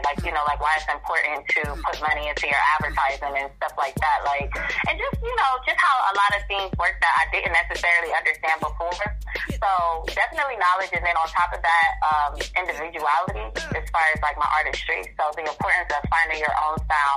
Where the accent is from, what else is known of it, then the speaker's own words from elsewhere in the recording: Columbus, Ohio, United States; now in Atlanta, United States; I'm a music producer based out of Atlanta right now, but I'm originally from Columbus, Ohio.